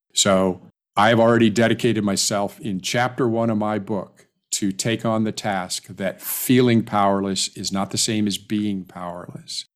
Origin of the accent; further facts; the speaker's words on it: California, United States; I'm a Californian